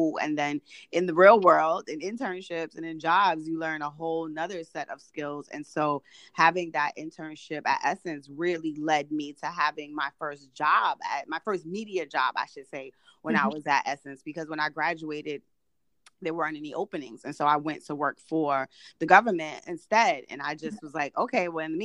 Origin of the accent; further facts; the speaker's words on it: New York City, New York, United States; I grew up in Brooklyn, New York